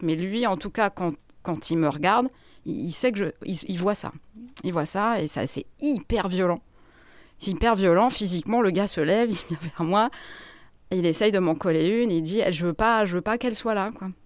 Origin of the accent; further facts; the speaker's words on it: Grenoble, Auvergne-Rhône-Alpes, France; moved away as an adult; now in Paris, France; Je viens de Grenoble et je suis parisienne depuis 23 euh, ans